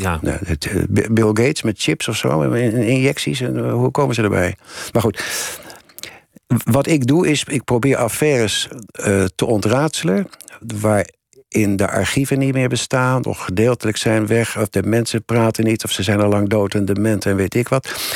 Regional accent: Netherlands; ik ben een Nederlander

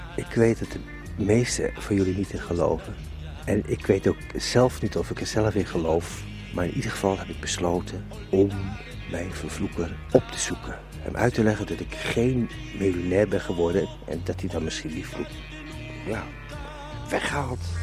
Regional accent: Netherlands; ik ben een Hollandse jongen

